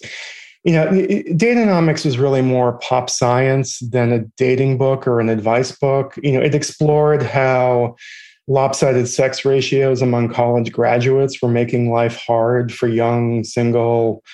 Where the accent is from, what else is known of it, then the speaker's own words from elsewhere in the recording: Boston, Massachusetts, United States; now in New York, United States; I live in New York. I'm originally from Boston.